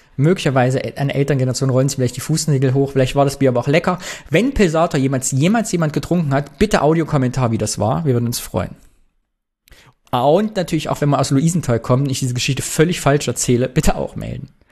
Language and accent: German; East Germany, Germany; Hat unsere DDR-Sozialisation bis heute gewirkt?